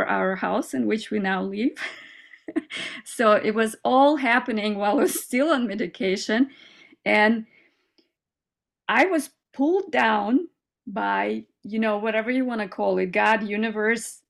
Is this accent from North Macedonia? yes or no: no; Kazakhstan; also born or lived in United States; now in Germany; I came from a little village in Kazakhstan where I grew up in Soviet times, communism and everything